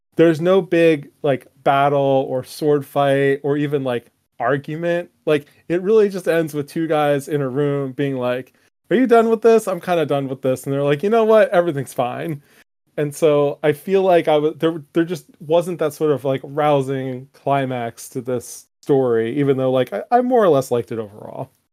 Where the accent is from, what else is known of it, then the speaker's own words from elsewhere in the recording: United States; as an American